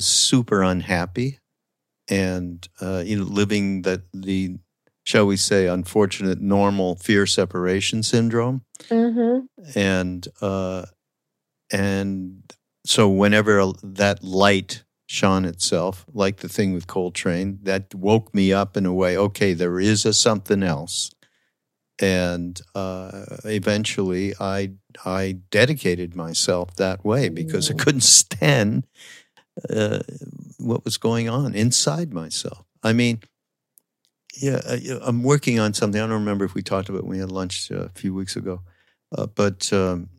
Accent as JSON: {"language": "English", "town": "Montreal", "region": "Quebec", "country": "Canada", "said": "I'm from Montreal"}